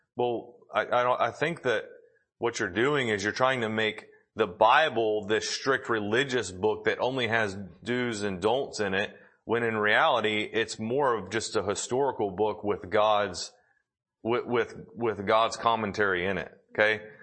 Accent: Tennessee, United States; we're from Tennessee

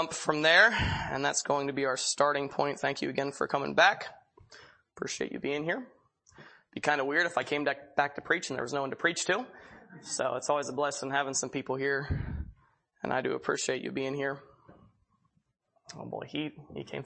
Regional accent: Pennsylvania, United States; moved away as an adult; now in Chehalis, United States; I'm originally from Pennsylvania. My dad is a pastor at a church there in southwestern Pennsylvania

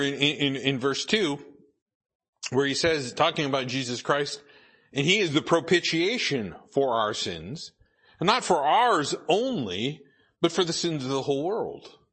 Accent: Idaho, United States; I grew up in Idaho

